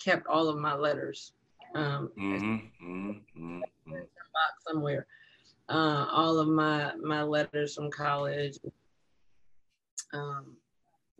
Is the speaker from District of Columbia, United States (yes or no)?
no; California, United States; moved away; my home state